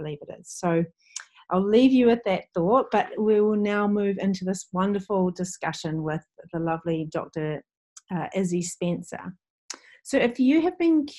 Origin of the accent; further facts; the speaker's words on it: Waiheke Island, Auckland, New Zealand; my hometown or home island